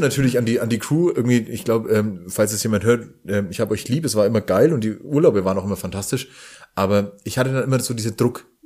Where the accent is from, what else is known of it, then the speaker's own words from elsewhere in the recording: Franconia, Bavaria, Germany; accent: Franconian rolled R; als ähm, Franke mit rollendem R